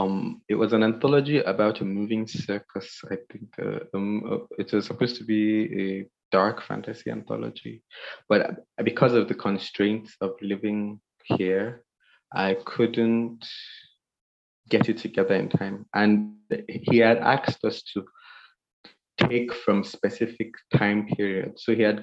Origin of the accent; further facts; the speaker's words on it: Nigeria; But I guess if you would only understand if you read it as a Nigerian